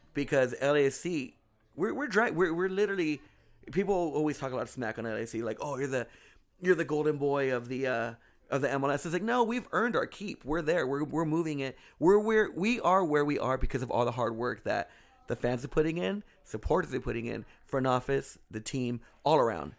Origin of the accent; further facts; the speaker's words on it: Anaheim, California, United States; I grew up in Anaheim